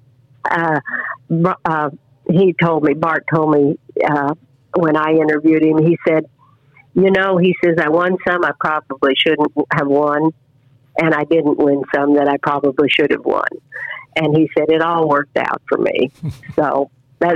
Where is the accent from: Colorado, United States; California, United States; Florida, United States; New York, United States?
Colorado, United States; Sterling; my hometown, Sterling, Colorado